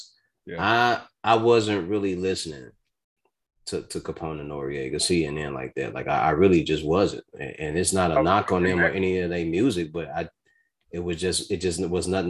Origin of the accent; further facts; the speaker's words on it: Chicago, Illinois, United States; I'm from the Midwest. I'm from Chicago.